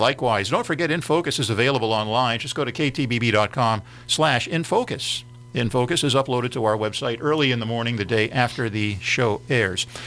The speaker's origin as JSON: {"language": "English", "town": "Philadelphia", "region": "Pennsylvania", "country": "United States", "tie": "born or raised there", "moved": "as an adult", "lives_now": "East Texas, United States", "said": "When I was growing up in Philadelphia, going to college at Temple University back 40, 45"}